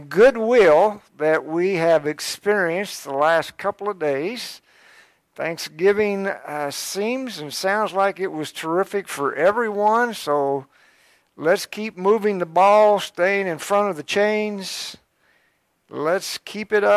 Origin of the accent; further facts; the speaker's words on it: Georgetown, Kentucky, United States; I started out in Georgetown, I was born in Georgetown, and I went to school in Scott County for a few years till third grade